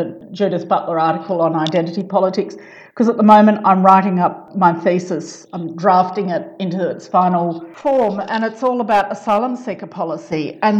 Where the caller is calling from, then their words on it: Brisbane, Queensland, Australia; I'm talking from Meanjin, which is also known as Brisbane, and I'm on Yuggera and Turrbal land.